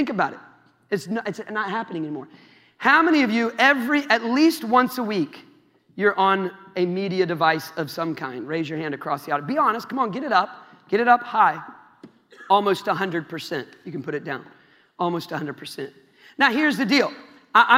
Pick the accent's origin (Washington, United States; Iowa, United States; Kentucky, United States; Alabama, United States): Iowa, United States; I'm from Iowa, man. I don't got any accent.